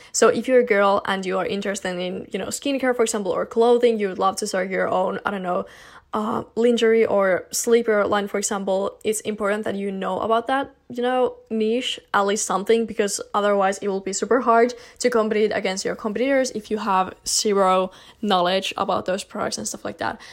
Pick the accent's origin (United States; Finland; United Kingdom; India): Finland; I'm from Finland personally